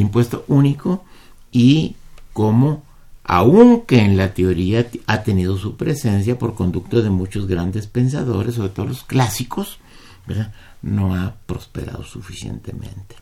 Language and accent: Spanish; Mexico